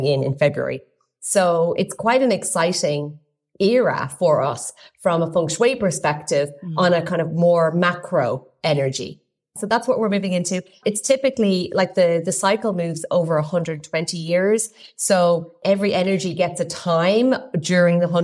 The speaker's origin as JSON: {"language": "English", "country": "Ireland", "said": "I'm Irish"}